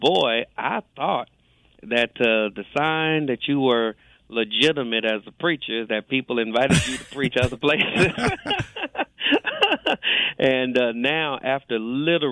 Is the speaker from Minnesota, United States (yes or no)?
no; Los Angeles, California, United States; moved away as an adult; now in Jacksonville, United States; I'm born and raised in Los Angeles, California.